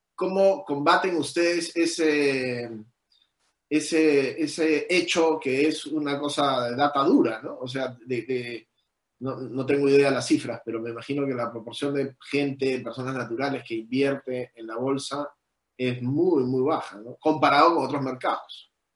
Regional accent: Peru; nosotros como peruanos

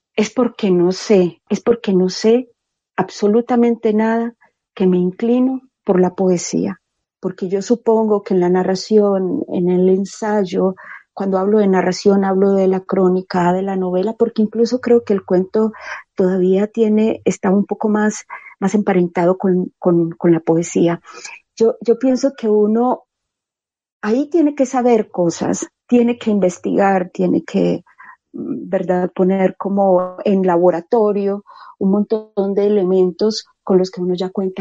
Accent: Medellín, Antioquia, Colombia; Soy de Medellín. Yo nací en una familia numerosa.

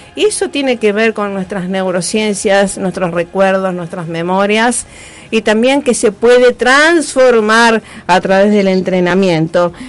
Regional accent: Rosario, Santa Fe, Argentina; desde Rosario, a mi ciudad natal

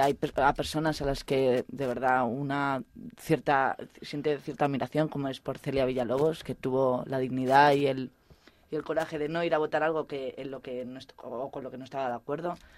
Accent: Mallorca, Balearic Islands, Spain; moved away as an adult; now in Salamanca, Spain; soy mallorquina

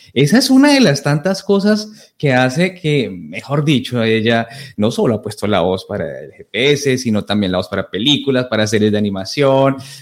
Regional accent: Colombia; now in Toronto, Canada; entramos los colombianos

